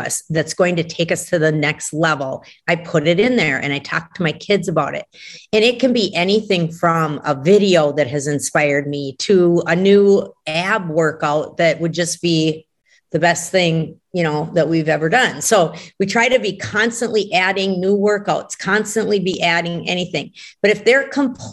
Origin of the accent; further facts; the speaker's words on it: Brainerd, Minnesota, United States; Brainerd, which is my hometown